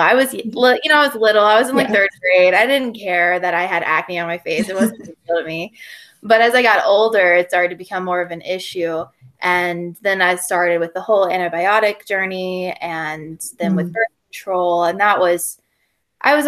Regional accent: Gwinnett County, Georgia, United States; moved away as an adult; also born or lived in Western North Carolina; now in North Carolina, United States; So I'm from Georgia. I'm from Gwinnett County. So it's like 40 miles east of Atlanta, but I live now in Western North Carolina.

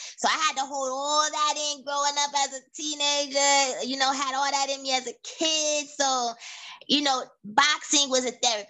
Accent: United States; born there; Now, I was born in the United States, and then I got sent over to Haiti in 96, and I was living there for almost a whole year, and then I came back.

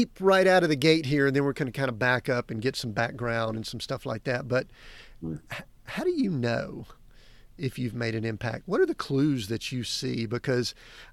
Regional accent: Atlanta, Georgia, United States; growing up in the burbs of Atlanta

